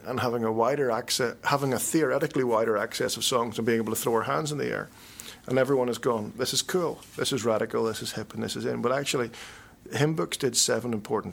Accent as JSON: {"language": "English", "region": "Northern Ireland", "country": "United Kingdom", "said": "I'm a Northern Irish Presbyterian"}